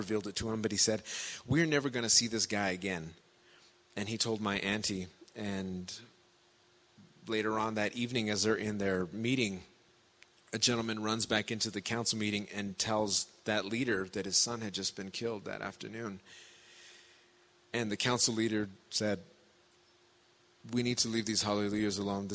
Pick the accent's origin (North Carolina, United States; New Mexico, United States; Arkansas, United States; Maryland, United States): New Mexico, United States; Pueblo of Jemez; I come from the Pueblo of Jemez